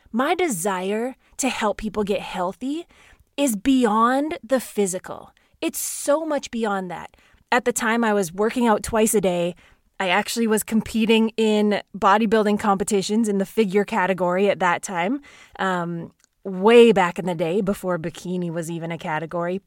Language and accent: English; Saskatchewan, Canada; I grew up in Saskatchewan, Canada, in a small town with an incredible family.